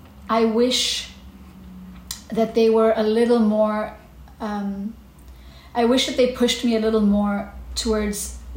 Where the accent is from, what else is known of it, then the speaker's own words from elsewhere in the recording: Kenya; moved away as an adult; also born or lived in South Africa; now in Berlin, Germany; So I'm a Kenyan singer-songwriter. I was born in Kenya, fifth generation, very proud.